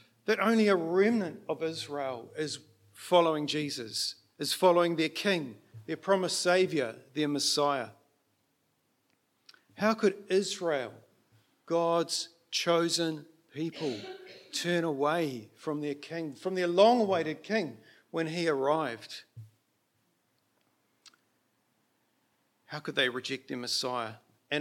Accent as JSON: {"language": "English", "region": "Auckland", "country": "New Zealand", "tie": "born or raised there", "also_born_or_lived": "Mount Maunganui", "moved": "yes", "said": "So I was born in in Auckland, and Manurewa is my base, but we did shift away from there."}